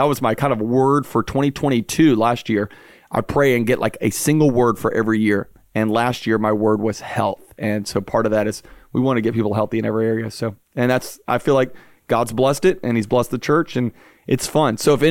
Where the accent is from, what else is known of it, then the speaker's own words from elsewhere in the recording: Baton Rouge, Louisiana, United States; also born or lived in Pensacola; Yeah, I was born and raised in Baton Rouge, Louisiana. I'm a raging Cajun.